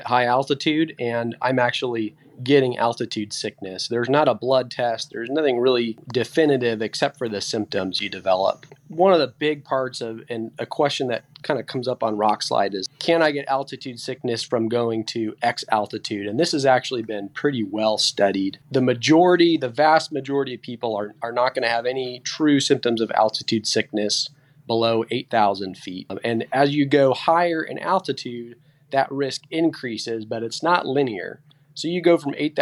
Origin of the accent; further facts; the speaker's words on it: Central California, United States; I'm born and raised in Central California